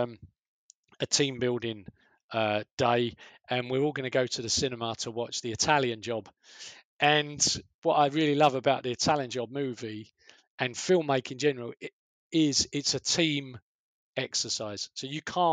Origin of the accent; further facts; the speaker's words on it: London, United Kingdom; accent: Cockney; I'm from the East End